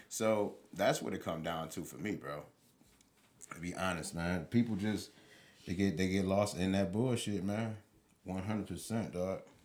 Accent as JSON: {"language": "English", "town": "Highland Park", "region": "Michigan", "country": "United States", "tie": "born or raised there", "said": "I grew up in Highland Park, Michigan, until I was about ten years old"}